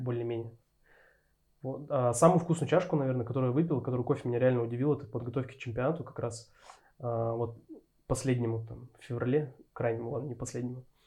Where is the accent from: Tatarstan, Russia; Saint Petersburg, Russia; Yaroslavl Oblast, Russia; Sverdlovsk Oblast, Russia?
Sverdlovsk Oblast, Russia; Berezovsky; also born or lived in Yekaterinburg; На данный момент я живу в городе Березовский. Вот, это мой родной город.